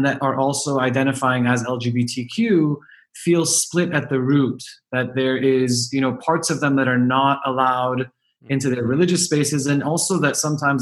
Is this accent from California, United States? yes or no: yes; Los Angeles, California, United States; I was born and raised in Los Angeles, which interestingly is the largest population of Iranian Jews in the world.